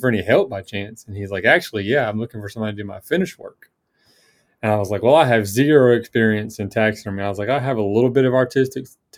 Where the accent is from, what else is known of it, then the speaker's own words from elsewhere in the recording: Tifton, Georgia, United States; now in North Georgia, United States; grew up in South Georgia. So I'm originally from Tifton